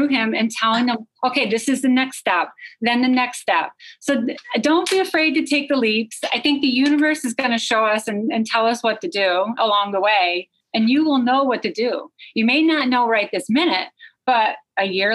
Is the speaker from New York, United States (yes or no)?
yes; New Berlin, New York, United States; moved away as an adult; also born or lived in Middle East; my hometown where I live in New Berlin